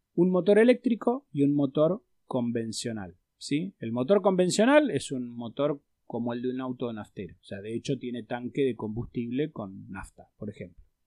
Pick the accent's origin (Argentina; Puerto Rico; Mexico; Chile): Argentina